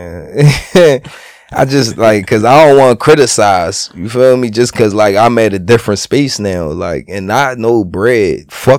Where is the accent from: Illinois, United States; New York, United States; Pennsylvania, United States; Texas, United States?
Pennsylvania, United States; Philadelphia; I'm from Philly